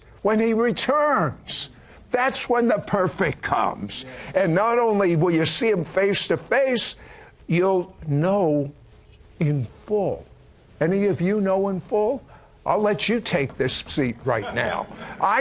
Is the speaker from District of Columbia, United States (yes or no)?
yes; Washington, District of Columbia, United States; I was raised in Washington, D.C.